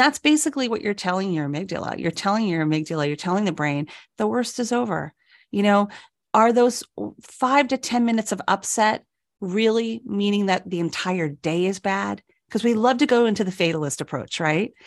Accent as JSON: {"language": "English", "region": "New York", "country": "United States", "moved": "yes", "said": "I'm from New York"}